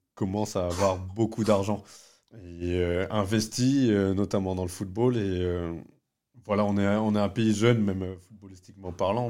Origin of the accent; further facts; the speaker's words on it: France; Je suis né en France